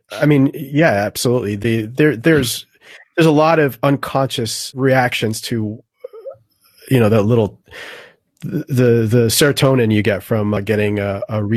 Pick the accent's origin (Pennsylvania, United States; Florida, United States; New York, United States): Florida, United States; South; I grew up in South Florida.